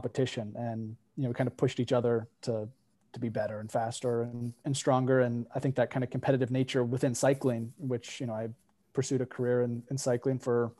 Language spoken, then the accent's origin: English; Bend, Oregon, United States; I grew up out in Bend, Oregon